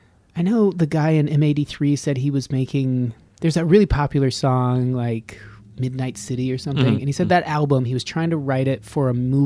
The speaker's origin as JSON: {"language": "English", "region": "Nevada", "country": "United States", "said": "And I'm from Nevada."}